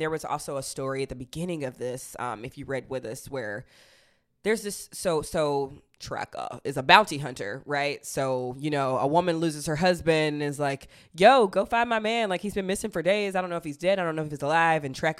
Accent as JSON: {"language": "English", "region": "Southern United States", "country": "United States", "said": "as a Southerner, I really love any of the, like, turn of phrases"}